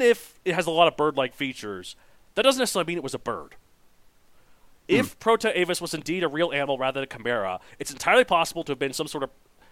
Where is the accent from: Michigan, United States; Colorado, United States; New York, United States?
Colorado, United States; my home state of Colorado